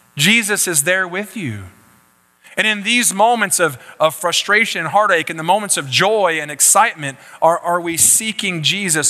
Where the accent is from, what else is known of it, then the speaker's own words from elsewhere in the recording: Baytown, Texas, United States; I was born in Baytown, Texas, uh, right over here